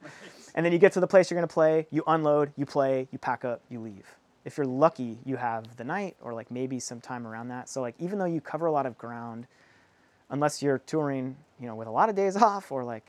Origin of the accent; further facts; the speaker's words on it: Southwest, United States; especially, you know, we're from the Southwest, like, there's Border Patrol checkpoints everywhere